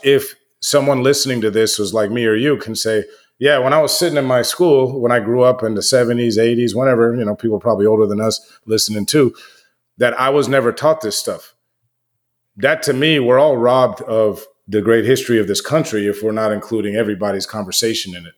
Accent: United States; I grew up in the United States, you know, I'm American

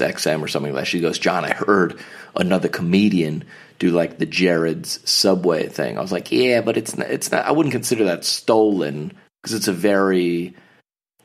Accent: the South, United States; I grew up in church in the South

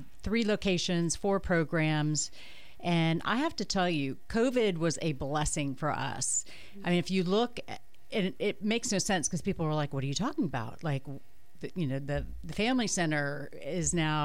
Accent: Miami, Florida, United States; I grew up in Miami

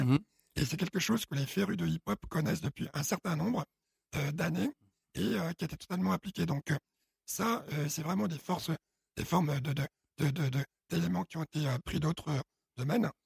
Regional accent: Paris, Île-de-France, France; also born or lived in Chad; Je suis adopté, je grandis à Odéon.

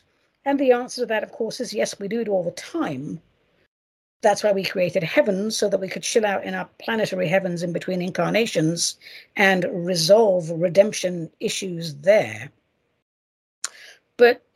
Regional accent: United States; I should call it as an American

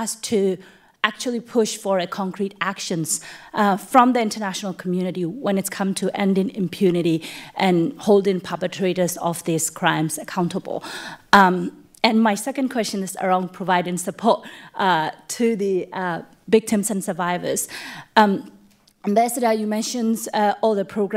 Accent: Myanmar; now in United States; I'm from Burma, Myanmar. I'm currently stuck in the US

